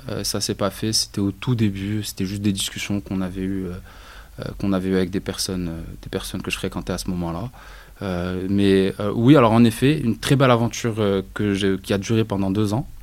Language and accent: French; Rabat, Rabat-Salé-Kénitra, Morocco; moved away; also born or lived in Casablanca; je suis né à Rabat, je suis un rebâti de souche.